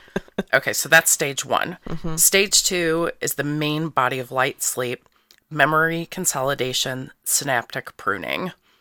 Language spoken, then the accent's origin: English; St. Louis, Missouri, United States; I'm a Capricorn. I'm from South St. Louis, and I'm a stage zero.